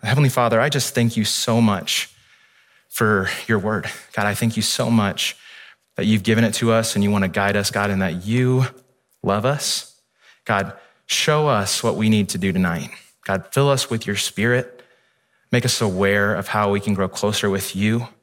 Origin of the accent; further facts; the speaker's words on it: Midwest, United States; now in California, United States; I grew up in the Midwest